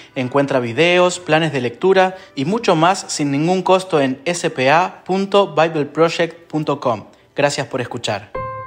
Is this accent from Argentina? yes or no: yes; Argentina; now in Guadalajara, Mexico; soy de Argentina. Soy pastor en Guadalajara, México